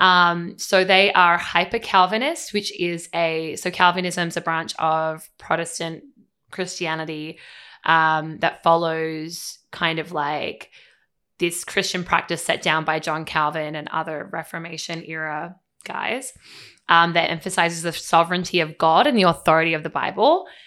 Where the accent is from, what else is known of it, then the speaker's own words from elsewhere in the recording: Australia; moved away as an adult; now in United States; as an Australian